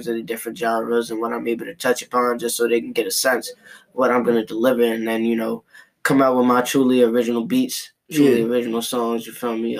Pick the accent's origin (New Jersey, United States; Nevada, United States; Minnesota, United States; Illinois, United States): New Jersey, United States; Long Branch; also born or lived in AP; I'm from AP, you know what I'm saying? But I also grew up in Long Branch too, you feel me?